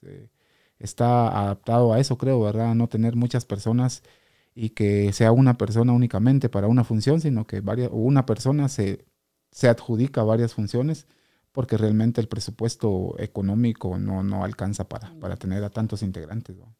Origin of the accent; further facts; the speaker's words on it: Quetzaltenango, Guatemala; como guatemalteco, pues ha sido siempre un orgullo y, un placer poder representar a, Guatemala, a, Quetzaltenango